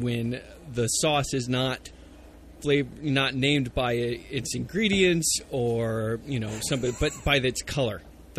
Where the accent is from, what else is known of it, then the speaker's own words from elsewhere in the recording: United States; I am an American after all